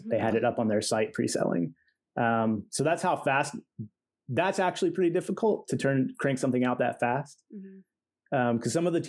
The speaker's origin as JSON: {"language": "English", "town": "Cleveland", "region": "Tennessee", "country": "United States", "tie": "born or raised there", "also_born_or_lived": "Roanoke, Virginia / Tampa, Florida", "moved": "as an adult", "lives_now": "Cincinnati, United States", "said": "I was born in Roanoke, Virginia. Okay. And I moved to Cleveland, Tennessee. And that's where I grew up, essentially."}